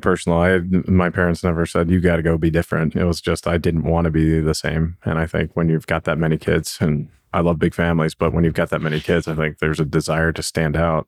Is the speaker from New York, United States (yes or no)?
no; Cincinnati, Ohio, United States; now in Denver, United States; I grew up in Cincinnati, Ohio